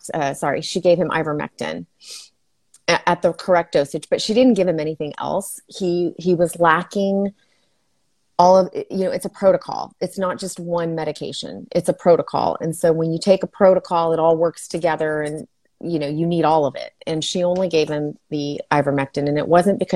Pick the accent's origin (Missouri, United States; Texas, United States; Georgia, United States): Texas, United States; El Paso; moved away as an adult; now in Fort Worth, United States; I am originally from El Paso, Texas, where I practiced nursing